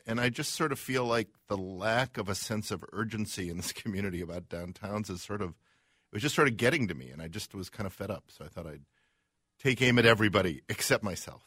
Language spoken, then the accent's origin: English; Chicago, Illinois, United States; now in Minneapolis, United States; we're from Chicago